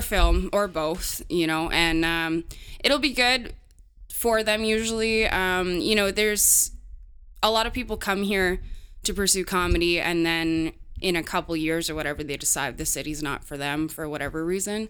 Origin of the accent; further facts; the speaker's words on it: Canada; as a Canadian comedian